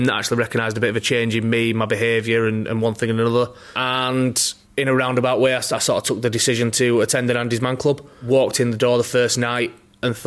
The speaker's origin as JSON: {"language": "English", "town": "Halifax", "region": "Yorkshire and the Humber", "country": "United Kingdom", "moved": "yes", "said": "I'm originally from Halifax"}